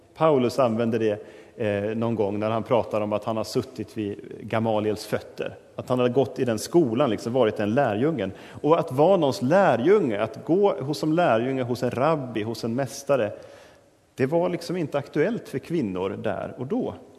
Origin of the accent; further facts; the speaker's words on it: Sweden; oss som moderna svenskar